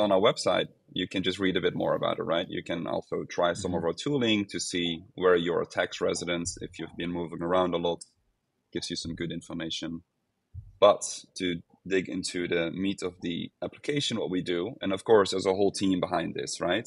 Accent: Netherlands; now in Portugal; I'm from the Netherlands, so I've, I've kept working for the Netherlands

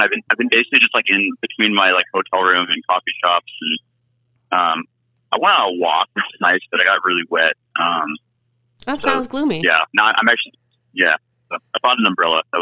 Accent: San Francisco Bay Area, California, United States; now in Vancouver, Canada; I am from the San Francisco Bay Area of California.

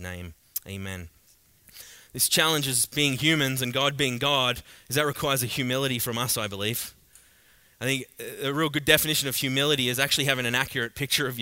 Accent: Australia; accent: thick Australian; now in Canada; I'm Australian, I speak pretty thick

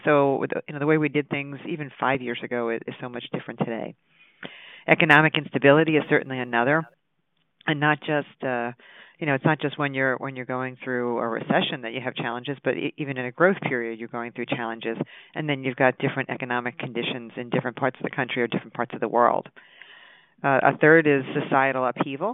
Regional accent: Long Island, New York, United States; moved away; I grew up on Long Island

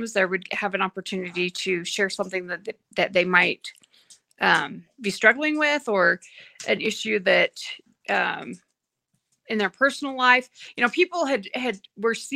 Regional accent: Payson, Utah, United States; I'm originally from Payson, Utah

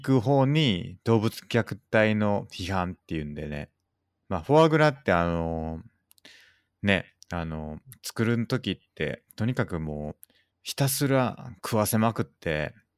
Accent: Hyogo, Japan; moved away; 兵庫県だ。しかも、僕の出身の

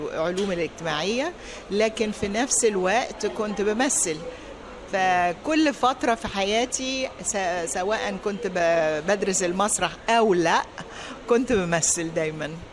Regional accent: Giza, Giza Governorate, Egypt; moved away as an adult; also born or lived in France; now in United States; انا مولوده في مصر في مصر في عيله ارمنيه

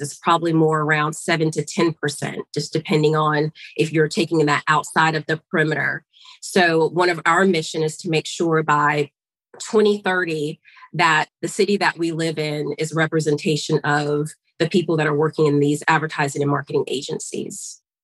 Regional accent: Augusta, Georgia, United States; moved away as an adult; So, I am a Georgia girl, born and raised. I was raised in Augusta, Georgia, home of the, the Masters

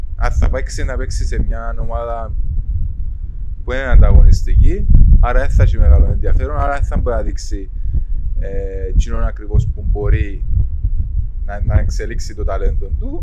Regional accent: Cyprus; moved away as an adult; Έφυγα από την Κύπρο πριν 16 χρόνια

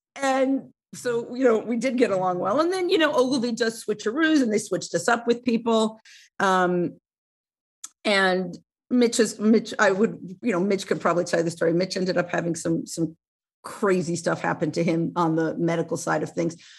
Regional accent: Oceanside, New York, United States; I grew up on Long Island, uh, in Oceanside, which is really, it's about a half hour outside

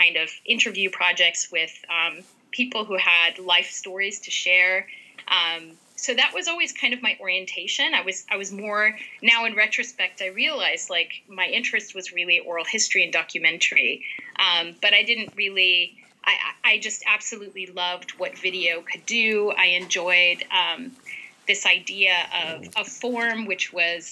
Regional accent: right outside of Los Angeles, California, United States; I grew up right outside of Los Angeles

